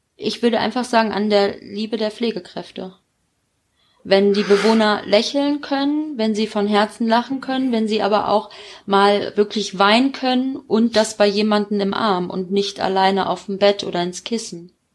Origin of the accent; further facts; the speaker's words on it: Gevelsberg, North Rhine-Westphalia, Germany; in Vollmerstein, auch hier so in der Nähe vom Gefitzberg, wo ich herkomme